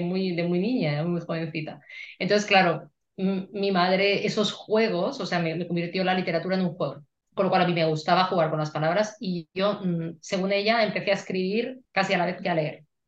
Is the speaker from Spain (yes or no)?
yes; Madrid, Community of Madrid, Spain; como buena madrileña